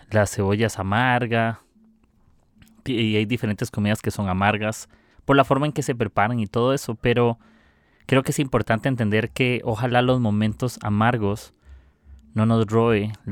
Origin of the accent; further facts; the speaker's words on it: Costa Rica; soy de Costa Rica